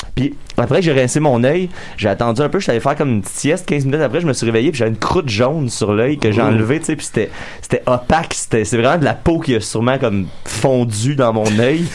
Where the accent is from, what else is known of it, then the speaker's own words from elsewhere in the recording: Salaberry-de-Valleyfield, Quebec, Canada; moi puis Max, on vient de Valleyfield